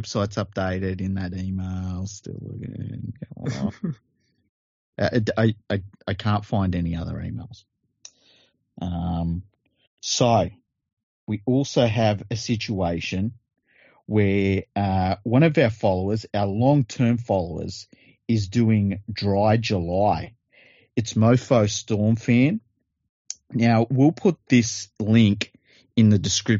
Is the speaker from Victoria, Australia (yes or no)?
no; Sydney, New South Wales, Australia; I'm from Western Sydney